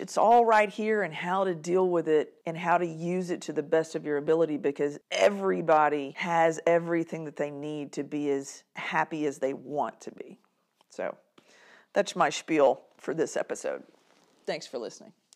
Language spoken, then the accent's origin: English; Kilgore, Texas, United States; I was born and raised in East Texas, Kilgore